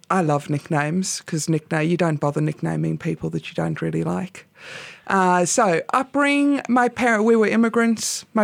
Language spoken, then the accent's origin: English; Pymble, New South Wales, Australia; born or raised there